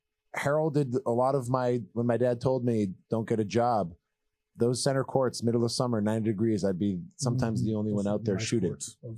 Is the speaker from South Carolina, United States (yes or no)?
no; Lexington, Massachusetts, United States; I was very, very fortunate to have grown up in Lexington.